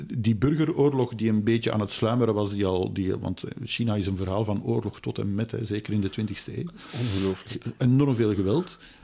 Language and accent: Dutch; Belgium; wij als Belgen